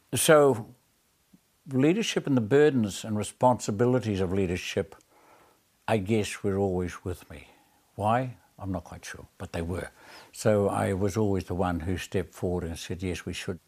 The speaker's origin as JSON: {"language": "English", "country": "New Zealand", "said": "one of the great ethos of being a New Zealander, a Kiwi, is fairness"}